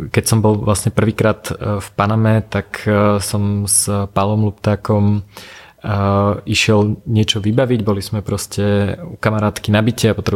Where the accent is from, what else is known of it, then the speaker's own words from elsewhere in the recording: central Slovakia, Slovakia; now in Bratislava, Slovakia; ja som vyrastal na strednom Slovensku, okolo mňa nízke Tatry